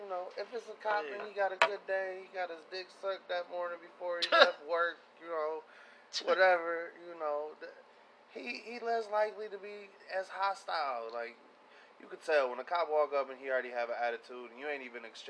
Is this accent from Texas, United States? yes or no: no; Pontiac, Michigan, United States; That'd be like me being from where I'm from Pontiac